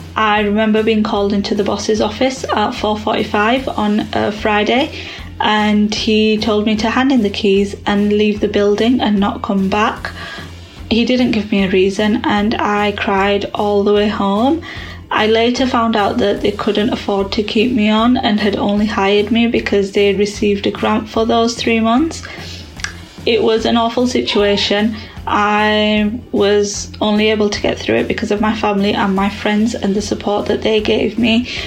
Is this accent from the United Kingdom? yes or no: yes; Yorkshire and the Humber, United Kingdom; also born or lived in London